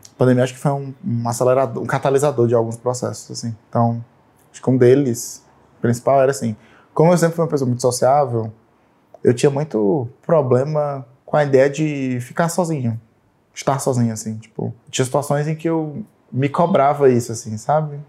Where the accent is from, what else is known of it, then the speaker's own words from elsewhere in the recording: Fortaleza, Ceará, Brazil; now in São Paulo, Brazil; Eu sou de Fortaleza, mas moro aqui em São Paulo há alguns anos já